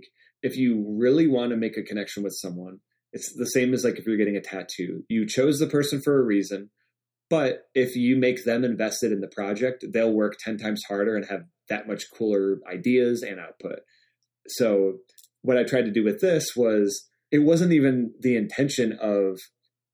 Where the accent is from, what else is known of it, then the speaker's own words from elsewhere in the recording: Michigan, United States; I'm from Michigan